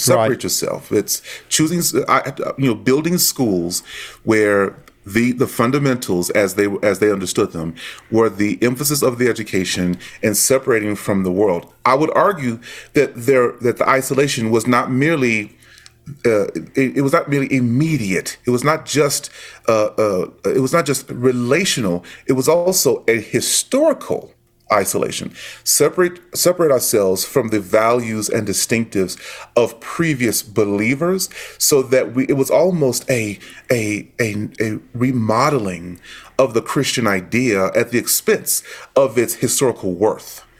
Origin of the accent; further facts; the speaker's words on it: Dallas, Texas, United States; moved away; I am from Dallas, born and raised in Dallas